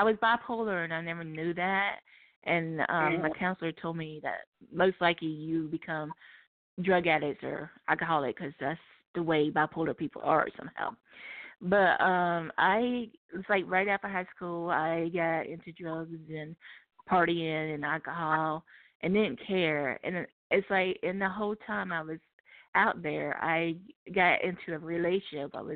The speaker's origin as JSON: {"language": "English", "town": "Charlotte", "region": "North Carolina", "country": "United States", "said": "I'm originally from Charlotte, North Carolina"}